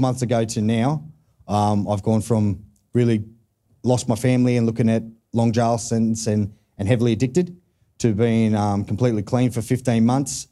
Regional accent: Newcastle, New South Wales, Australia; I'm from Newcastle

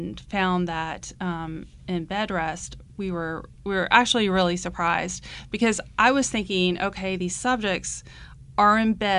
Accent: Georgetown, South Carolina, United States; I grew up in Georgetown, South Carolina, which is just up the road from here.

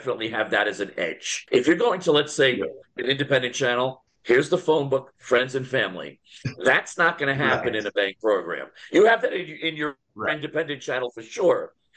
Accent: Commack, New York, United States; my hometown where I still live, in New York, in Comac.

